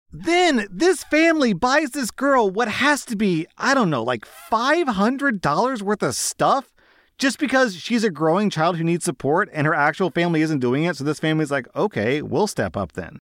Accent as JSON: {"language": "English", "country": "United States", "said": "I'm an American"}